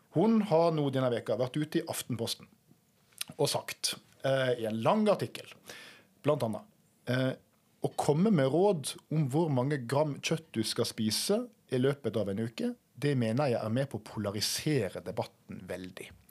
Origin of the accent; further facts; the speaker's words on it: Norway; ganske nærme der jeg kommer fra